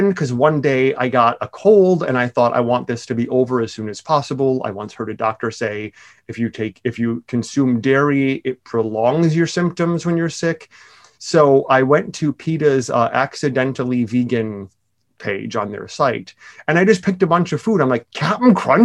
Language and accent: English; Milwaukee, Wisconsin, United States; moved away; I'm from Milwaukee